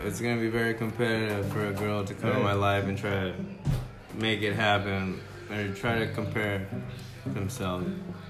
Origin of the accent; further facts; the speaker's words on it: Temple City, California, United States; moved away as an adult; also born or lived in Pasadena, California; now in Pomona, United States; I'm from Temple City, born and raised. Temple City, born and raised. I was born at Pasadena Huntington Memorial Hospital in 1986.